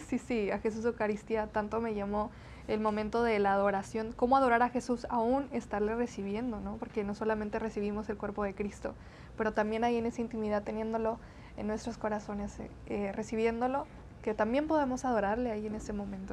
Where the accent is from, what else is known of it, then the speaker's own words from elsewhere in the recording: Brownsville, Texas, United States; accent: medio golpeadón (border accent); first language Spanish; also born or lived in Matamoros, Tamaulipas, Mexico; yo soy nacida en Brownsville, Texas, Estados Unidos, eh, con padres mexicanos, tamaulipecos, de Matamoros, Tamaulipas. Mis primeros nueve años yo viví eh, en México